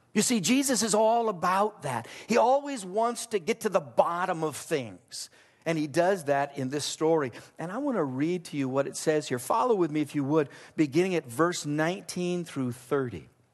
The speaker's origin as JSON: {"language": "English", "region": "Southern California", "country": "United States", "tie": "born or raised there", "said": "I grew up in Southern California"}